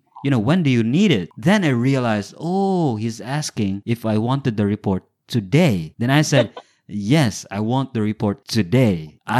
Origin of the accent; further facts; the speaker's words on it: Philippines; I came from the Philippines. I didn't have an iPhone.